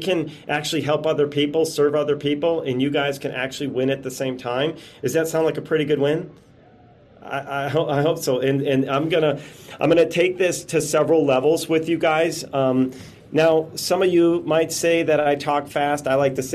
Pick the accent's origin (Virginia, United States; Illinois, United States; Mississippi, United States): Illinois, United States; Chicago; moved away as an adult; now in Las Vegas, United States; I'm from Chicago. I just happened to now be living in Las Vegas